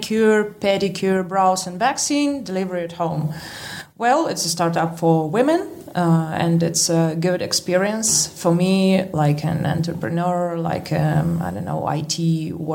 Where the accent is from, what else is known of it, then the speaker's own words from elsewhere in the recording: Novosibirsk, Novosibirsk Oblast, Russia; English is a second language; I'm from Russia. I was born in Novosibirsk.